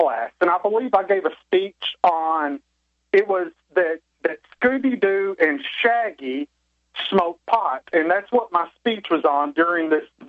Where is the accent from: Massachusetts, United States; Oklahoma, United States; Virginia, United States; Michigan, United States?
Oklahoma, United States; accent: Okie; us men from Oklahoma